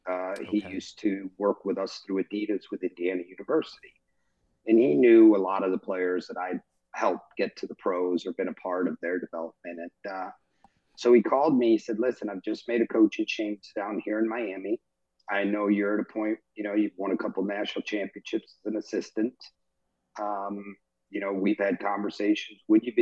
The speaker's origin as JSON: {"language": "English", "region": "England", "country": "United Kingdom", "said": "I'm English as well. My mom's from Liverpool"}